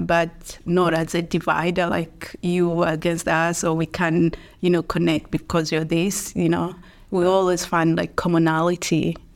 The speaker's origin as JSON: {"language": "English", "region": "Dar es Salaam", "country": "Tanzania", "tie": "born or raised there", "moved": "as an adult", "lives_now": "Dublin, Ireland", "said": "I grew up in Dar es Salaam"}